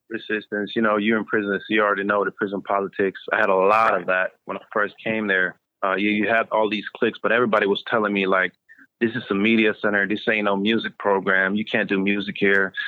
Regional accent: Sweden; moved away as an adult; also born or lived in United States; I grew up in Sweden

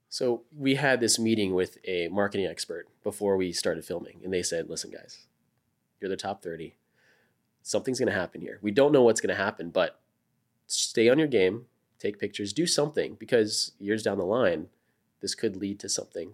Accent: Florida, United States; moved away as an adult; now in Austin, United States; I grew up in Florida

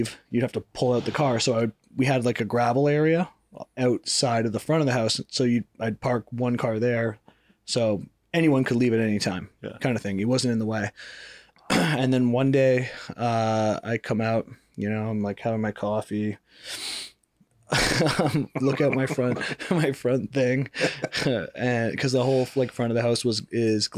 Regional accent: Canada; moved away; I grew up in Canada where it's like, yeah, you know, people leave their doors unlocked and stuff

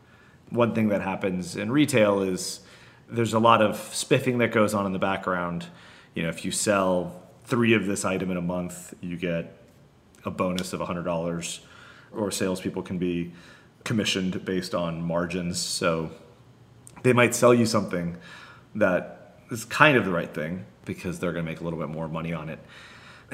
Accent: Florida, United States; I'm from Florida

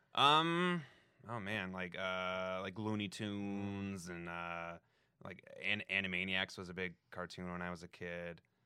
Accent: Denver, Colorado, United States; now in Los Angeles, United States; Denver, like, right outside of Denver

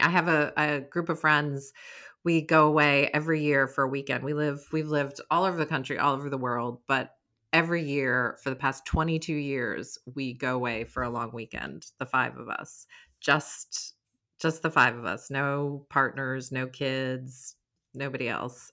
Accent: Stockbridge, Massachusetts, United States; moved away; also born or lived in St. Croix, US Virgin Islands; My hometown is Stockbridge

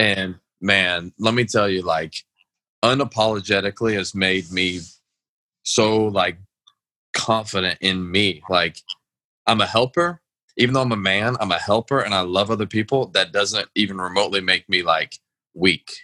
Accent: Atlanta, Georgia, United States; I was brought up in a southern home. Like I grew up in Atlanta

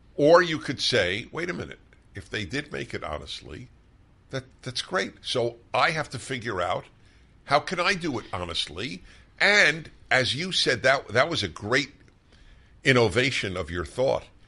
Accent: New York City, New York, United States; also born or lived in Brooklyn; I grew up in New York

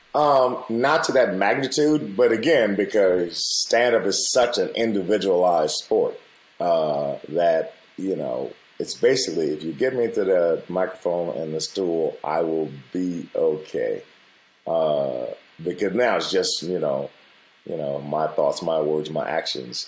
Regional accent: United States; I grew up the way I grew up with my family and being Black American

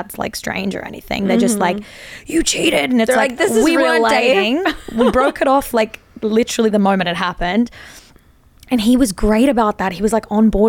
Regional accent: Australia; we're both Australian

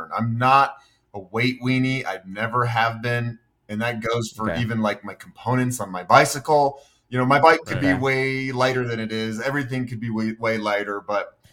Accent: Boulder, Colorado, United States; also born or lived in Honduras; I grew up in Boulder.

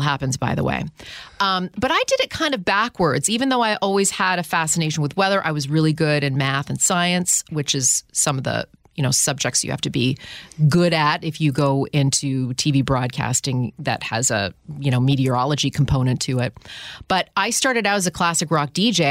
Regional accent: Ottawa, Ontario, Canada; moved away as an adult; also born or lived in Toronto, Ontario, Canada / Houston, Texas; I grew up in Ottawa. I moved to Houston, Texas in two thousand

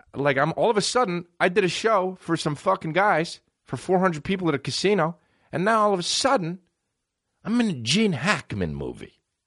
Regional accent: United States; I'm American

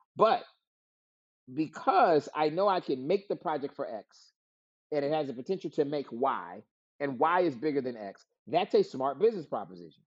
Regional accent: Florida, United States; moved away as an adult; now in Atlanta, United States; I'm from Florida originally, but since graduating college, I've been in Atlanta

